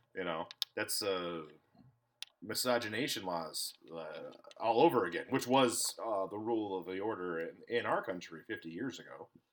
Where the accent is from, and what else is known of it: Minnesota, United States; born or raised there